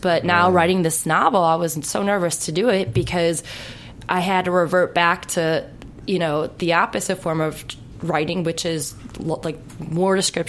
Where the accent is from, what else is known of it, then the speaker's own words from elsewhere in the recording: Chicago, Illinois, United States; now in Los Angeles, United States; No, I'm from Chicago. I'm a Midwest girl.